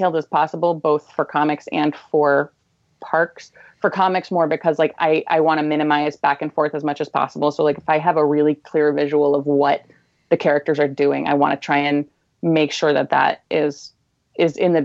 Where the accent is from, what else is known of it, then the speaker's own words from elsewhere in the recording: Illinois, United States; I grew up in Illinois